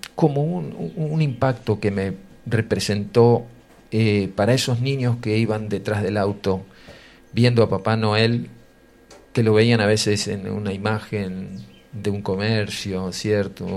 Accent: Ramallo, Buenos Aires Province, Argentina; mi pueblo, un pueblo pequeño en su momento, hoy ya es ciudad, Ramallo

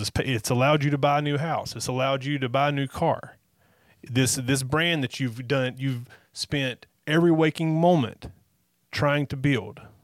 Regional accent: North Carolina, United States; we are from North Carolina

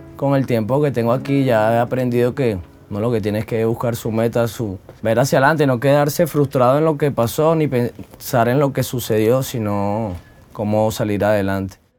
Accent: Valencia, Carabobo, Venezuela; now in Medellín, Colombia; Soy de Venezuela, estado Carabobo, eh, municipio Valencia.

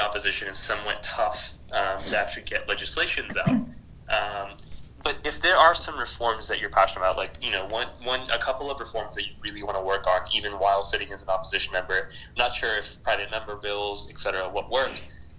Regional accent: Haryana, India; I'm from Haryana

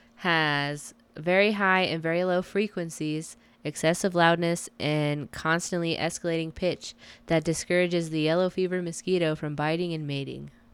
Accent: United States; I'm American as fuck

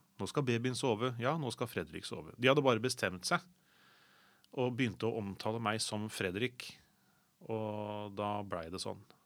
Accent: Sandefjord, Vestfold, Norway; moved away as an adult; now in Oslo, Norway; jeg anser fortsatt Sandefjord som hjembyen min

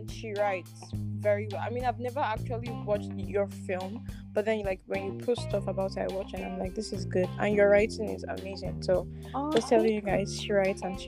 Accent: Nigeria; I'm Nigerian

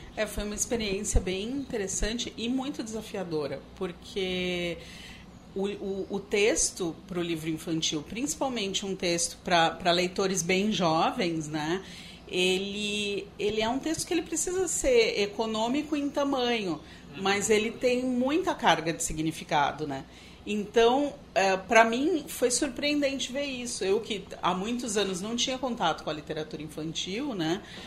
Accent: São Paulo, Brazil; eu sou paulista

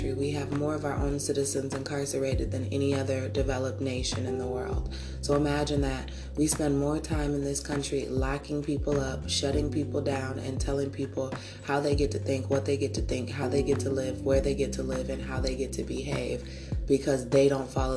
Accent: United States; I'm American too

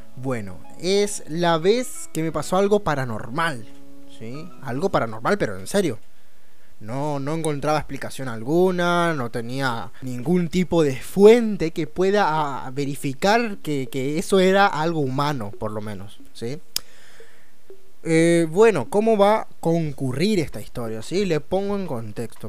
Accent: Chaco, Argentina; Soy, soy chaqueño

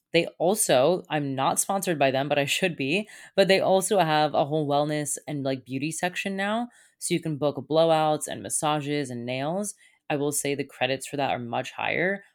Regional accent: Satellite Beach, Florida, United States; I needed to get the hell out of my hometown. I've been here now since, I wanna say October.

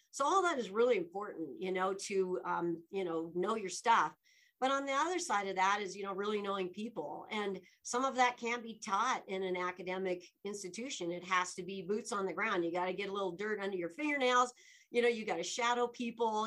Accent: Laramie, Wyoming, United States; moved away as an adult; also born or lived in Dubois, Wyoming / Alaska / Washington, D.C.; now in Denver, United States; being born and raised in Wyoming

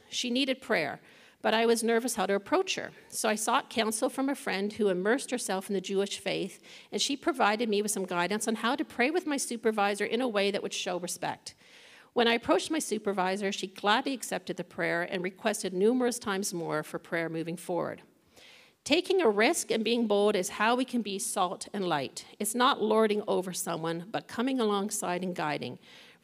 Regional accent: Toronto, Ontario, Canada; After growing up in the Young Lawrence area of Toronto, I moved out on my own, living in one of the more challenging parts of the city

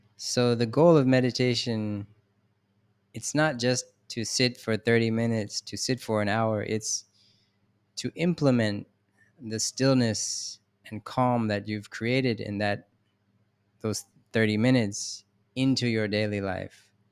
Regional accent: Philadelphia, Pennsylvania, United States; I'm from Philadelphia

